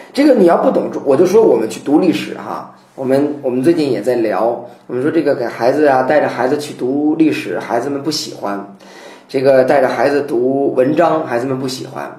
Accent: China; 我们中国人

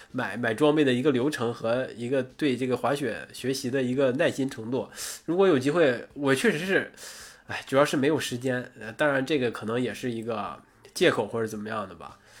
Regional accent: Northeast China, China; 我作为一个东北人

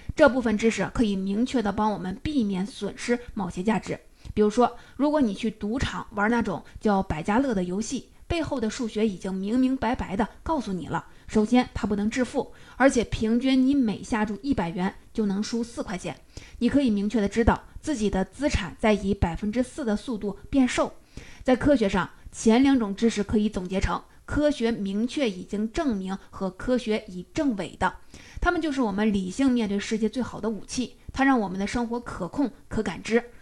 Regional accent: China; 我们中国人

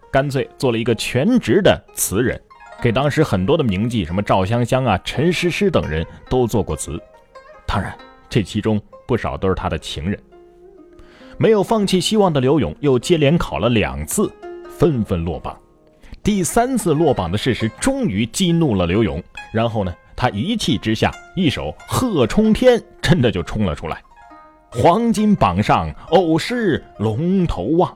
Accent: Xiangyang, Hubei, China; 襄阳啊，是我的家乡

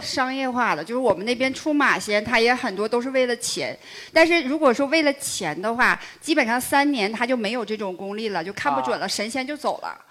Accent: Northeast China, China; 我是东北人

